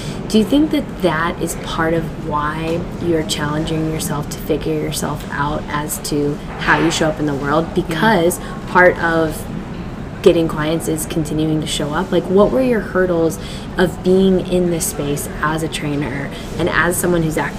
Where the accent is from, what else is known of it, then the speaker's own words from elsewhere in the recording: Midwest, United States; I was raised in the Midwest